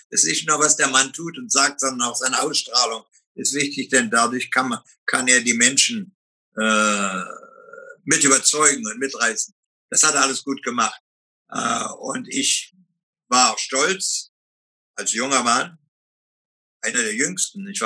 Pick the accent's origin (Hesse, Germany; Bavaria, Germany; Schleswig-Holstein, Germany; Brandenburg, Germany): Brandenburg, Germany; Oranienburg; born there; Ich bin in Oranienburg geboren